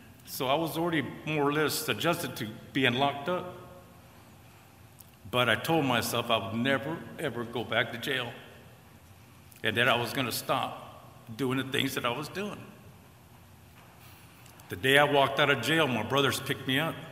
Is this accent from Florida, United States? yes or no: no; California, United States; moved away; I'm from California originally, born and raised in California with a normal family